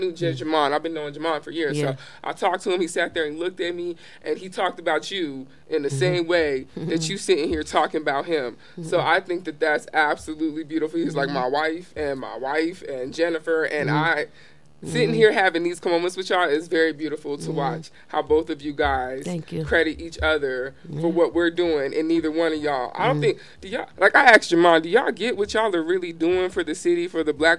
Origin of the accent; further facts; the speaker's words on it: Baltimore, Maryland, United States; It's very different. I came from Baltimore, so I get it.